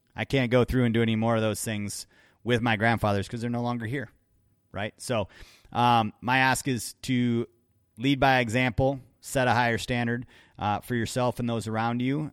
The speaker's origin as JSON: {"language": "English", "region": "Wisconsin", "country": "United States", "tie": "born or raised there", "said": "growing up in Wisconsin myself"}